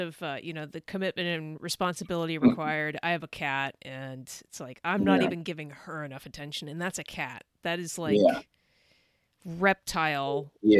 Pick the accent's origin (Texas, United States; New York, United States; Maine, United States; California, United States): California, United States; Northern; moved away as an adult; also born or lived in Idaho; I grew up in Northern California